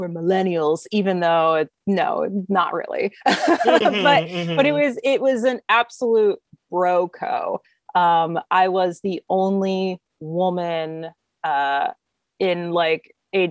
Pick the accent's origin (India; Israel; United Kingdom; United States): United States; also born or lived in Germany; being an American, living in Germany